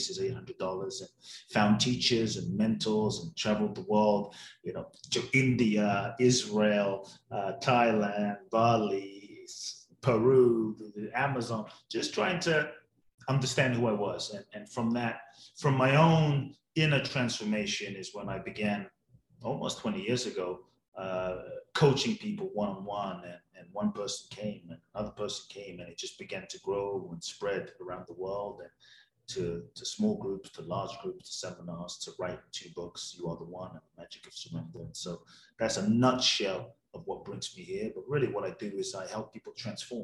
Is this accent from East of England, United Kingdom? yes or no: no; London, United Kingdom; also born or lived in Ghana; now in United States; Grew up in London, live in the US